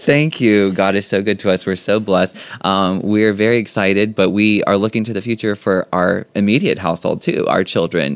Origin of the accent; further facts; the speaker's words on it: Jones Springs, Louisiana, United States; also born or lived in Baton Rouge, Louisiana; I grew up in Jones Springs, in the community of Jones Springs. I went to Jones Springs High School